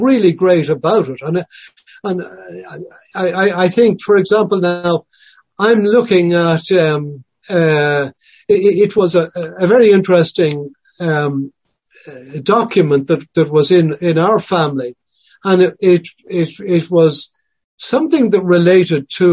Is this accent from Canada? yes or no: no; Ireland